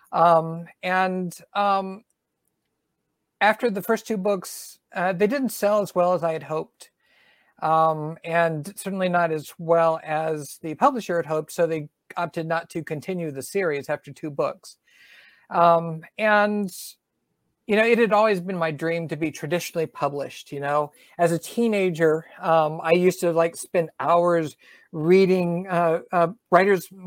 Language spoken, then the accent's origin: English; Southern US, United States; accent: Southern; they beat my southern accent out of me.